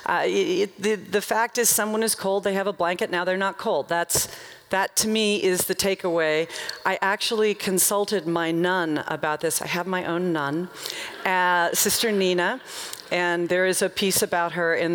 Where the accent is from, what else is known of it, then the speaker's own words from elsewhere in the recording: Nashville, Tennessee, United States; I'm from Nashville.